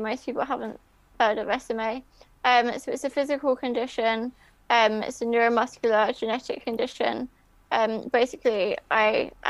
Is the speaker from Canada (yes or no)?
no; Worthing, South East England, United Kingdom; also born or lived in Winchester; I'm from Worthing near Brighton. I've always lived here.